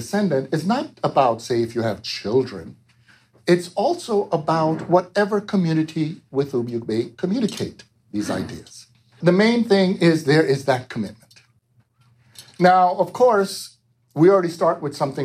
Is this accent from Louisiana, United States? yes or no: no; New York, United States; also born or lived in Jamaica; I grew up in New York